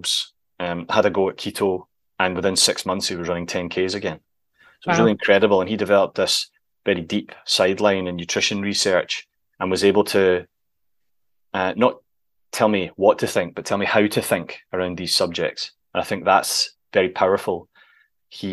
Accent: Scotland, United Kingdom; we're both Scottish

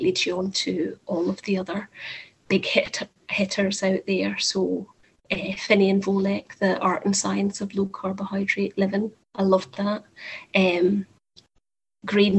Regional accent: Scotland, United Kingdom; now in Whittlesey, United Kingdom; I am in Whittlesea in the Fenlands, which does not correlate with my accent. I understand I am obviously originally Scottish, but that's where I happen to be living at the moment.

